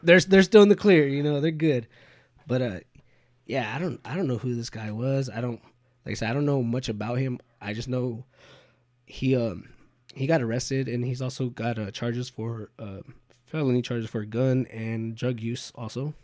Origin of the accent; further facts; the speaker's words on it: Bakersfield, California, United States; we're from Bakersfield